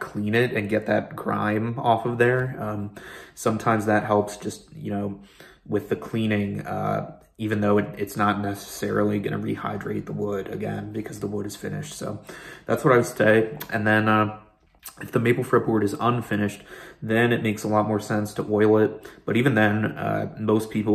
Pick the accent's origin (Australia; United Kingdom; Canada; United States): United States; Pennsylvania; moved away; my home state of Pennsylvania